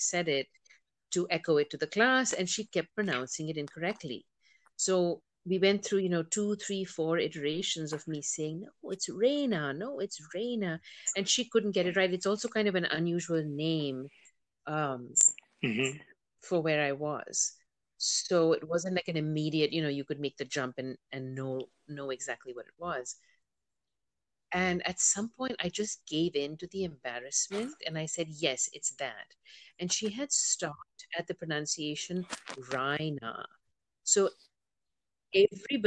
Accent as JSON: {"language": "English", "country": "India", "tie": "born or raised there", "also_born_or_lived": "United States", "moved": "yes", "said": "I was born in the United States and I moved back to India when I was four"}